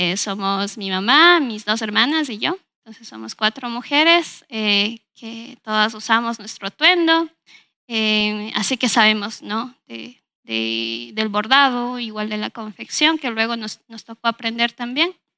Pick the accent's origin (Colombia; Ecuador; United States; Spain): Ecuador; Ambato, Tungurahua; yo nací aquí en la ciudad de Ambato, viví prácticamente toda mi infancia aquí